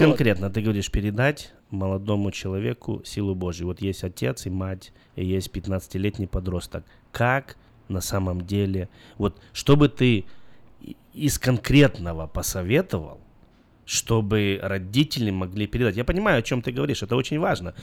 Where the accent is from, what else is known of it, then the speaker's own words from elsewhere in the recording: Belarus; moved away; я сам из Беларуси